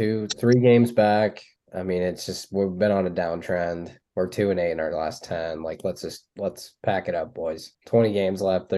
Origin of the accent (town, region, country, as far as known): Indiana, United States